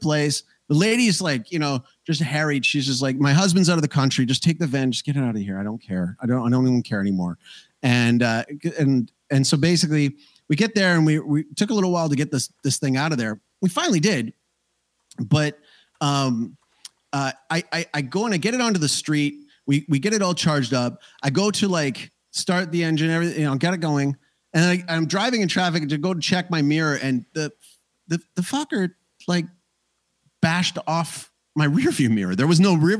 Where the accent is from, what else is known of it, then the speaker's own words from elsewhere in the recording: Banff, Alberta, Canada; moved away; I am an immigrant who comes from the land of the ice and snow, and there's hot springs near where I grew up out in Banff.